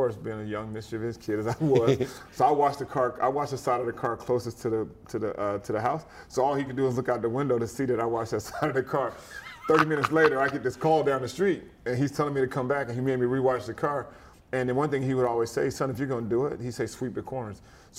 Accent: Germany; It was funny, growing up in Germany, football really wasn't a big deal.

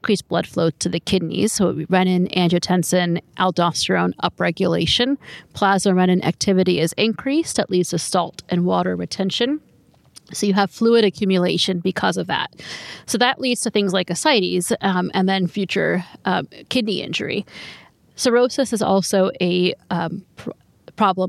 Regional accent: North Carolina, United States; I'm from North Carolina

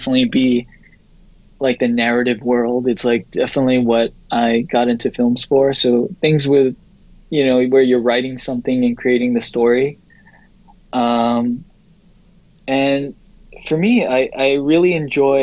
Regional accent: New York, United States; growing up in New York

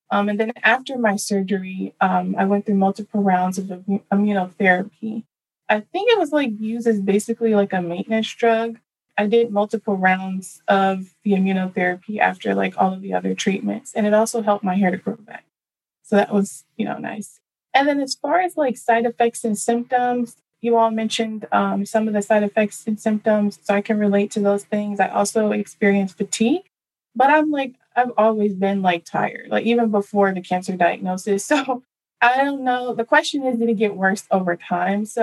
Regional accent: Dallas, Texas, United States; So first, I was born and raised in Dallas, Texas.

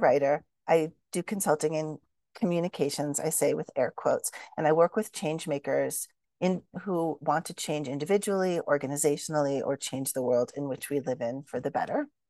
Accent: Shaker Heights, Ohio, United States; moved away; I grew up in Shaker Heights, Ohio, which is a suburb of Cleveland

